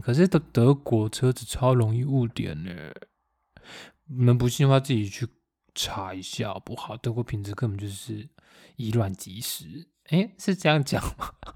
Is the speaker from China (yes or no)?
no; Taiwan; now in Germany; 讲我们台湾话